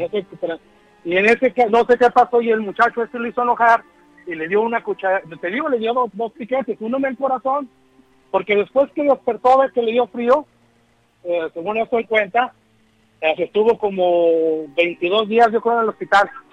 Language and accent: Spanish; Durango, Mexico; now in Chicago, United States; soy de Durango